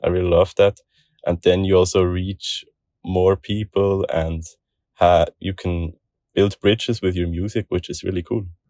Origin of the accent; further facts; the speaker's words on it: Switzerland; I'm from Switzerland, twenty-five years old